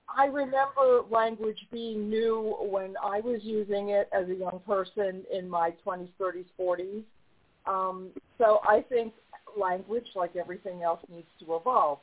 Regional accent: New York, United States; also born or lived in the South; now in Southern United States; I live in the South now. I'm from New York

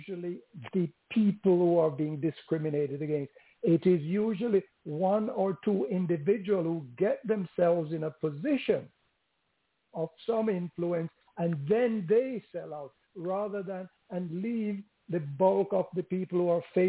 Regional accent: London, United Kingdom; I grew up in London, and I experienced the racism.

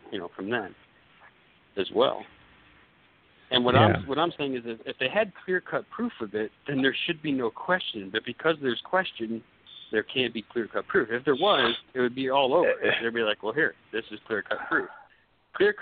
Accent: Florida, United States; I grew up in Florida, and I go to the beach, the same beach for 22 years

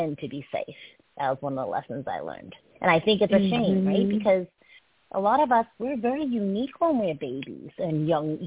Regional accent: Brookline, Massachusetts, United States; English is a second language; I grew up in Brookline, Massachusetts

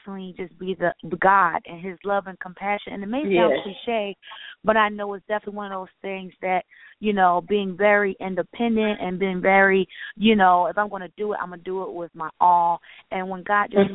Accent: Philadelphia, Pennsylvania, United States; now in Atlanta, United States; I'm initially from Philadelphia

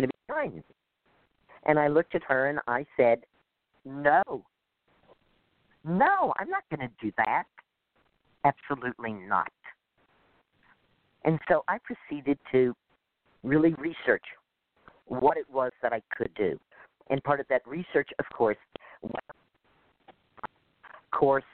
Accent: Dallas, Texas, United States; moved away; I grew up in Dallas

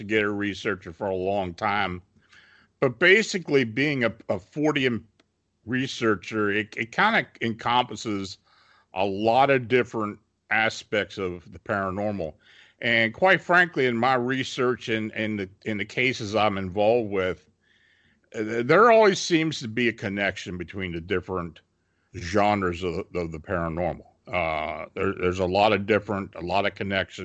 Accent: Gettysburg, Pennsylvania, United States; I was born and raised near the Gettysburg battlefield.

